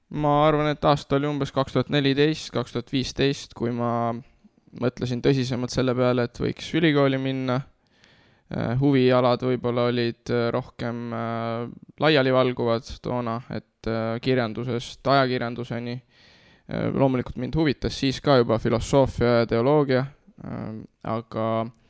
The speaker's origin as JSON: {"language": "Estonian", "town": "Nõo", "region": "Tartu County", "country": "Estonia", "tie": "born or raised there", "moved": "yes", "said": "ma tulen eh, Nõost, selles mõttes, et ma kasvasin üles Nõos"}